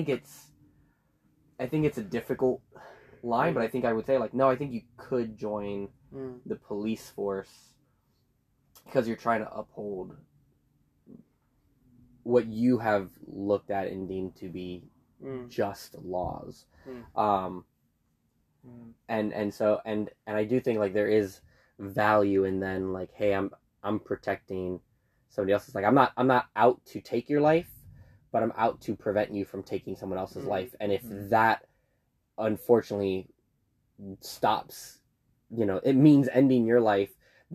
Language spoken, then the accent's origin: English; United States; talking as an American